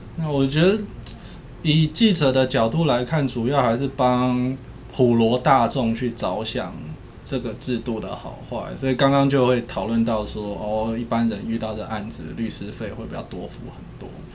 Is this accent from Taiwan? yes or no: yes; Taiwan; 我们台湾人